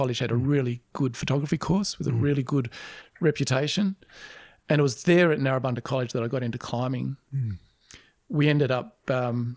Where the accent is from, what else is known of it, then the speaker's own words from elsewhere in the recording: Canberra, Australian Capital Territory, Australia; I grew up in Canberra and I just walked the streets of Canberra